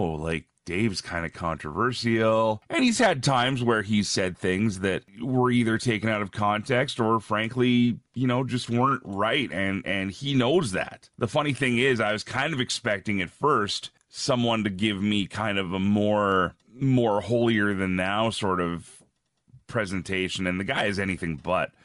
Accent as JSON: {"language": "English", "town": "Red Deer", "region": "Alberta", "country": "Canada", "tie": "born or raised there", "also_born_or_lived": "Ontario / Edmonton, Alberta", "moved": "as an adult", "lives_now": "Regina, Canada", "said": "I was born in Ontario, grew up mostly out west between, uh, different towns in Alberta. Uh, there's a city called Red Deer, where I spent a lot of my life."}